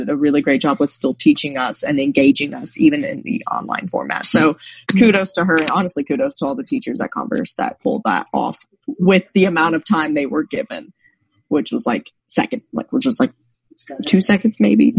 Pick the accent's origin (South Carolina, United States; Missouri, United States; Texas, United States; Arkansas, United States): South Carolina, United States; Campobello; moved away as an adult; now in Tallahassee, United States; I'm originally from Campobello, South Carolina, but I guess now I'm in Tallahassee.